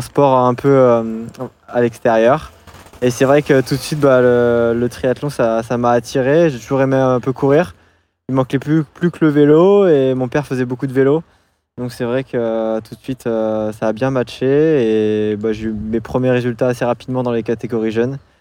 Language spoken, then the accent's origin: French; Angoulême, Nouvelle-Aquitaine, France; je suis originaire de base d'Angoulême, de, Charente